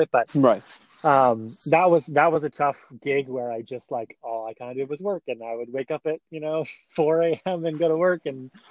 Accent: Vermont, United States; now in San Francisco, United States; I am from Vermont, the tiny state right next to New York

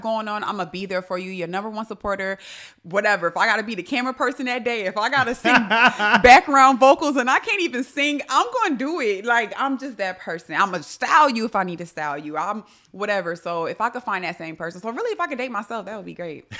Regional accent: New York, United States; I'm from New York, so that has that means, you know, we could be a little abrasive

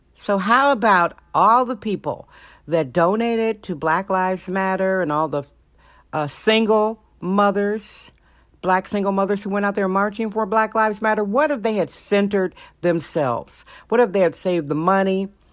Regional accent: Milwaukee, Wisconsin, United States; also born or lived in California; now in San Francisco, United States; I was born in Milwaukee, Wisconsin, and lived in California more than half of my life

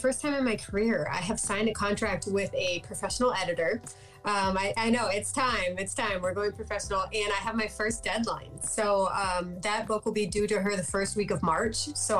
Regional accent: Escanaba, Michigan, United States; yes, nobody even knows that yet, but it'll be at Thursday the 22nd at Lee's Winery in Escanaba.

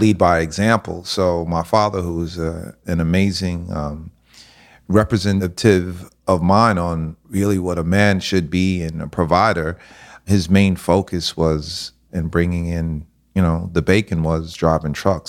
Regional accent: White Plains, New York, United States; also born or lived in Miami; Born and raised in the suburbs

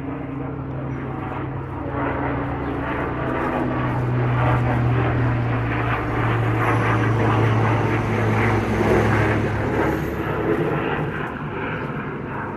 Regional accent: Jamaica; now in United States; I used to live in Jamaica. I'm from Jamaica

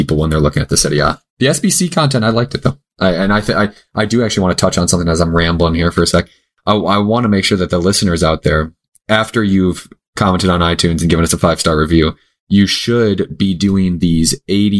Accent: United States; we're from the United States

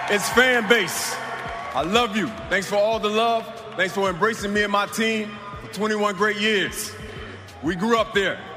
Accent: Florida, United States; all my imaginary friends growing up in South Florida and Tatertown.

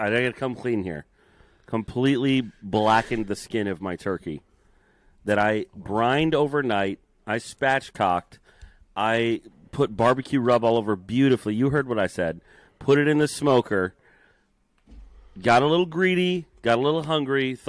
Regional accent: United States; I'm American

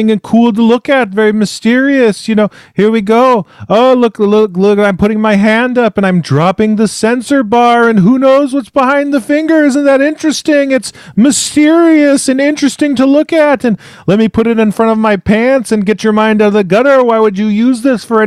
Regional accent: United States; we are Americans

